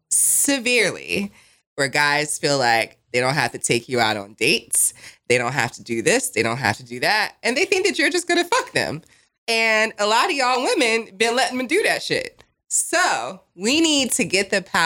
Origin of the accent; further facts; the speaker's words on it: New Jersey, United States; also born or lived in Las Vegas; now in Raleigh, United States; I'm from Jersey